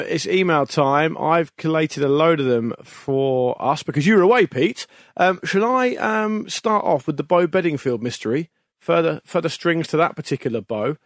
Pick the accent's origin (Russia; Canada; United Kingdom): United Kingdom; we're both British